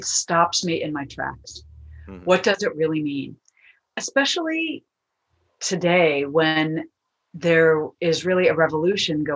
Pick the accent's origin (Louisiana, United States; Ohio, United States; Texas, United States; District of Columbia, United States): District of Columbia, United States; Washington; my hometown, my birthplace of Washington, D.C., USA